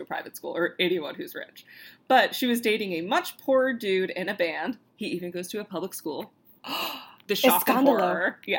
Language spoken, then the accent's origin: English; the South, United States; We're from the South, so I can't attest to how, like, rich Northerners speak, but...